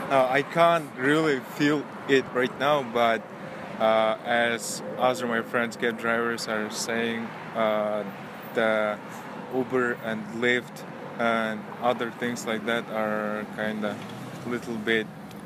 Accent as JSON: {"language": "English", "country": "Kyrgyzstan", "second_language": "English", "moved": "yes", "said": "I'm from Kyrgyz Republic."}